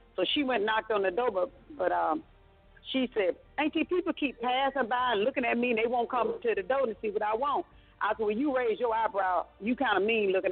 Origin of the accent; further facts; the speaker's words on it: South Carolina, United States; I'm from South Carolina.